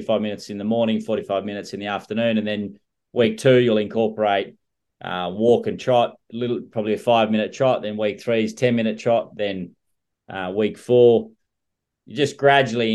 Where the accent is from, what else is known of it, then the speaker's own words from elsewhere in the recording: Scone, New South Wales, Australia; where I grew up in Scone.